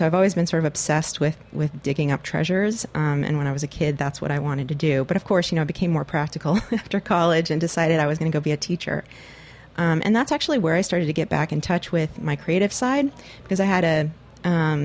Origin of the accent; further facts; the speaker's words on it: Los Gatos, California, United States; also born or lived in Schenectady, New York / San Jose, California; now in San Francisco, United States; I grew up mostly in Northern California. I moved there when I was 8 years old in 1976. From Schenectady, New York, which is where I was born and lived the first 8 years of my life.